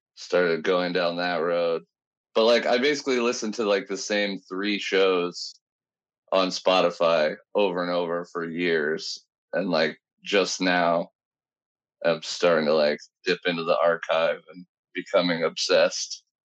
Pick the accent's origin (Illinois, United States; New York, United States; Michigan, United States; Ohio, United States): Illinois, United States; Alton; Miles Davis is actually born in my hometown.